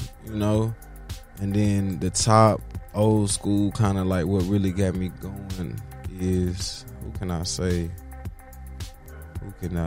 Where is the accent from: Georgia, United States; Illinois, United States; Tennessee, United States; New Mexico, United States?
Tennessee, United States; now in Houston, United States; I'm from Tennessee. I'm from Tennessee, Tennessee